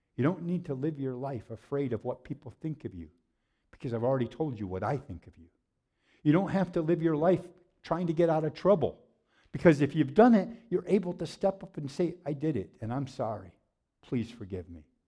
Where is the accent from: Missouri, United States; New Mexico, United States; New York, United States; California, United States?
New York, United States; Waterloo; I grew up in Waterloo, New York